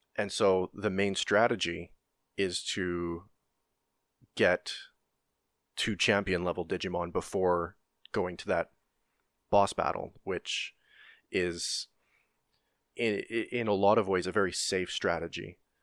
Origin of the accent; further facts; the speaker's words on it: Canada; I'm Canadian